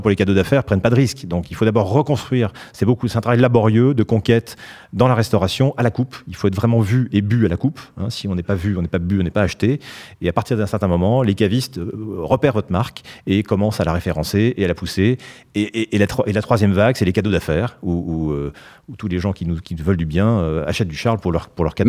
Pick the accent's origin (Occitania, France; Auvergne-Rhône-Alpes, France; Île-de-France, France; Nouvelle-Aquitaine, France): Nouvelle-Aquitaine, France; Basque Country; moved away; also born or lived in Scotland; j'ai passé beaucoup de mon enfance au Pays Basque et en Écosse